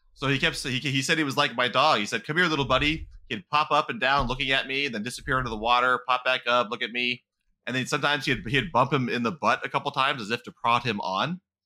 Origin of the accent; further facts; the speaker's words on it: California, United States; accent: California; we're men from California